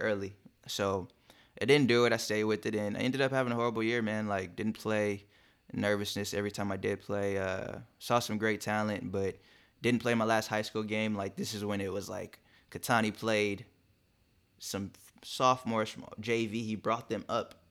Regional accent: Long Beach, California, United States; also born or lived in Compton / Inglewood; I grew up in Compton and Long Beach, so, uh, and E, uh, Inglewood too

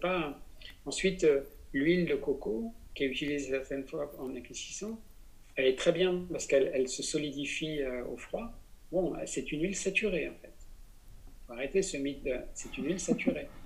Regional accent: Besançon, Bourgogne-Franche-Comté, France; Je suis né à Besançon

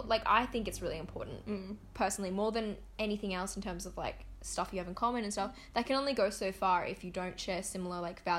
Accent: Australia; I don't usually say like I'm Australian Indonesian

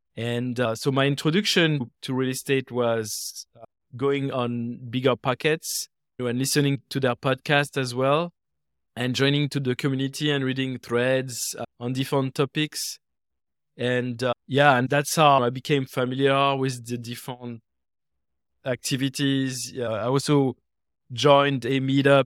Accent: France; moved away as an adult; now in United States; in France, where I was born and raised. And I came to the US uh, more than 20 years ago

